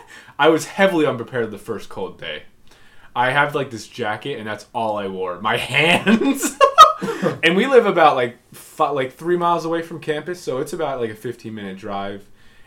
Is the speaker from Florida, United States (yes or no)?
yes; Florida, United States; growing up in Florida